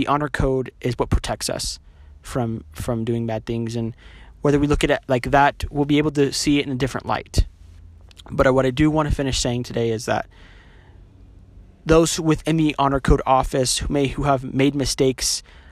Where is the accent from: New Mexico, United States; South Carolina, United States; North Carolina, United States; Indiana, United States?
New Mexico, United States; moved away as an adult; now in Utah, United States; I'm not from Utah. Like I said, my parents are both converts. I'm from New Mexico.